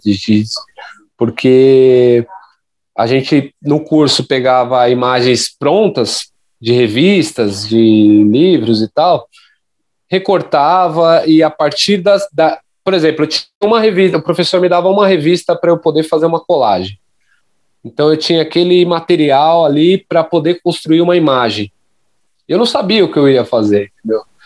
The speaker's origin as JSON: {"language": "Portuguese", "region": "São Paulo", "country": "Brazil", "said": "eu sou da, da zona leste de São Paulo"}